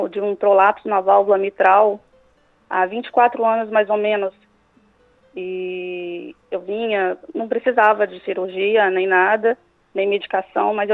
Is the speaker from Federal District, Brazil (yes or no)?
no; Santos Dumont, Minas Gerais, Brazil; now in Florianópolis, Brazil; Eu sou de Santos Dumont, Minas Gerais, mas atualmente moro em Florianópolis.